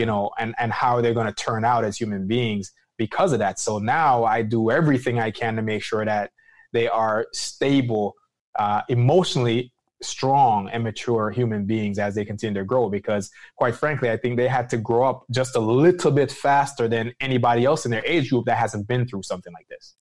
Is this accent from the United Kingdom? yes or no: no; Jamaica; moved away; being Jamaican as well, as far as, you know, an immigrant that came to this country